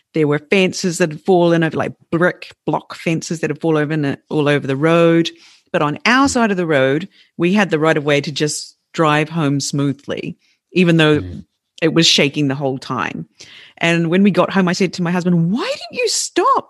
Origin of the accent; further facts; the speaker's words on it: New Zealand; moved away as an adult; now in Fukushima, Japan; my home country, in a place which never gets earthquakes, Christchurch